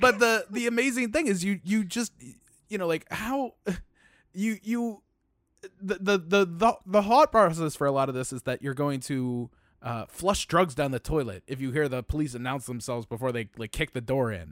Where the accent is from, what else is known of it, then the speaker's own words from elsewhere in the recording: Baltimore, Maryland, United States; I'm from Baltimore